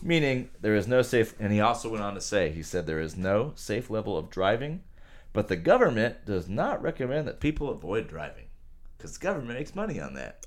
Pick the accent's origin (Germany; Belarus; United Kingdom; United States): United States; I'm American